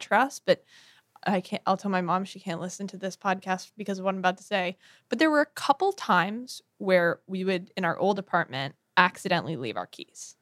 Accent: Bronxville, New York, United States; our, uh, town, Bronxville, New York, is on the Metro North line

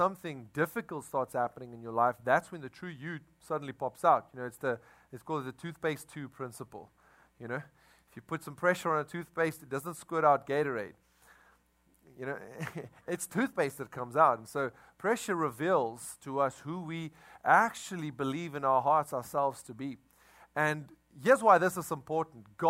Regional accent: South Africa; now in Crowley, United States; we come from South Africa

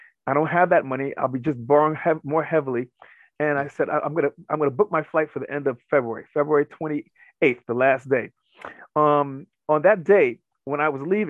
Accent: New York City, New York, United States; I'm from New York City

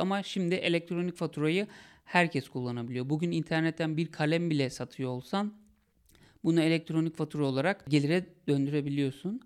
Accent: Sakarya, Turkey; bir özel okula gittim, liseye gittim Sakarya'da.

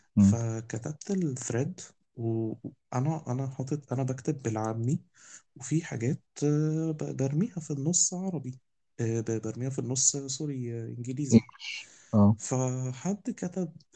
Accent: Egypt; عندنا في مصر

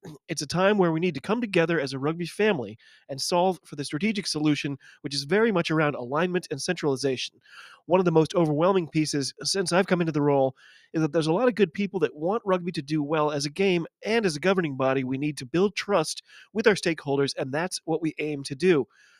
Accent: United States

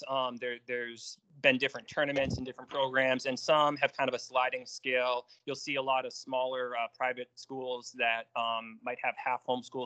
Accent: New York, United States; moved away as an adult; I grew up in New York, played organized basketball from, I think, third grade on

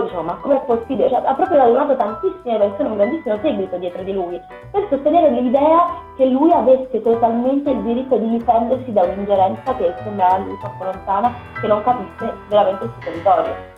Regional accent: Pescara, Abruzzo, Italy; a Pescara, per, per dirti quelle che so io della mia città, sono 130 sezioni, sono 110.000 abitanti

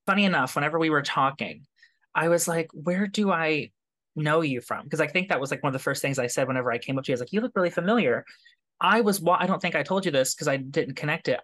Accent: Kentucky, United States; now in New York, United States; I grew up in Kentucky

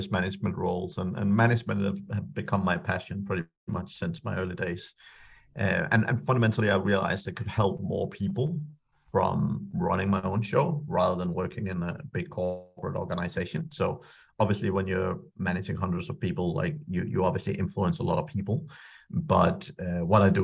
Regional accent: Denmark; moved away as an adult; also born or lived in Ireland; I'm from Denmark originally. I was born in Denmark and I lived there for the first 18 years

